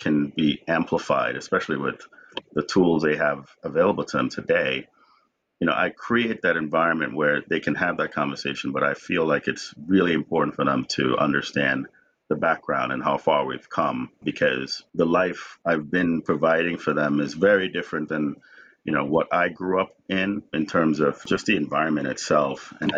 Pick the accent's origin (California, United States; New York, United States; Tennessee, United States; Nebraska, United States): New York, United States; New York City; also born or lived in Jamaica; Nothing against New York City, but I grew up there, so New York will always have a place in my heart. I was born in Jamaica, but I grew up in New York City, so...